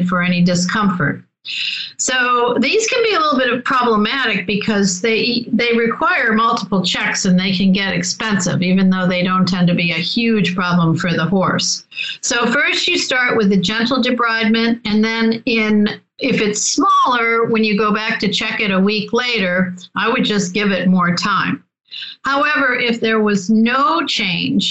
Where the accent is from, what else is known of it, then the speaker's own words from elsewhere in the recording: Rochester, New York, United States; I'm from Rochester, New York